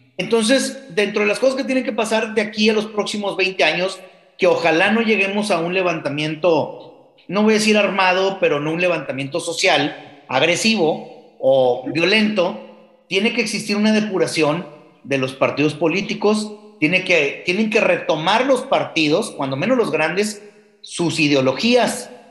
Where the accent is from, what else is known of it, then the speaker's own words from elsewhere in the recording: Mexico; todos como mexicanos nos gusta